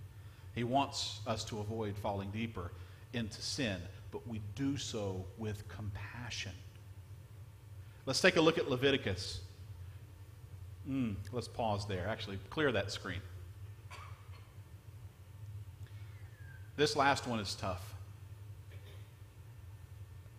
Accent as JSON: {"language": "English", "region": "Louisiana", "country": "United States", "tie": "born or raised there", "moved": "yes", "lives_now": "Florida, United States", "said": "I grew up in a small town in Louisiana."}